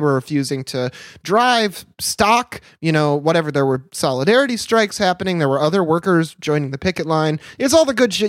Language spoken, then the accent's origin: English; near Kellogg, Michigan, United States; I grew up near Kellogg, Michigan